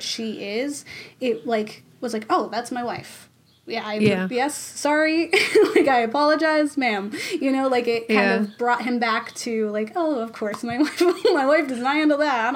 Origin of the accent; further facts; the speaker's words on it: Massachusetts, United States; we're from Massachusetts. We love Dunkin' Donuts.